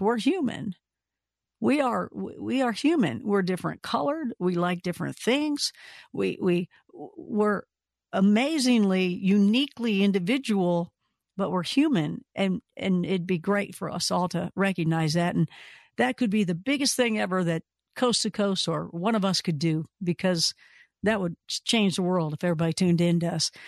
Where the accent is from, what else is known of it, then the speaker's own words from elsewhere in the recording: Kentucky, United States; we're both from Kentucky, so we have the same exact sense of humor, same type of, everybody sounds the same there